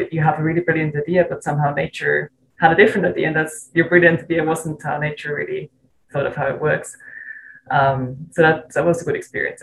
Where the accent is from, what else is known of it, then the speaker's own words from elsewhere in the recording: Switzerland; moved away as an adult; also born or lived in Zurich; I'm originally from Switzerland, from a really small town